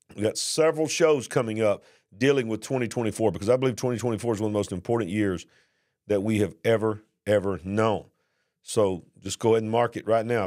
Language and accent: English; the South, United States; accent: Southern; the way you hear me talking, my accent there, I'm not from New York City. And, and the regulations down here in the South was not that bad